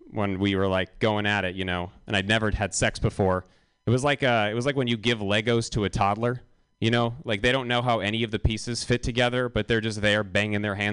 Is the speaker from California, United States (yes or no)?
yes; Los Angeles, California, United States; now in San Francisco, United States; I'm from California and I live here now. Uh, well, I know that doesn't really make sense. I'm from LA and I live here now, and it's good to live in San Francisco.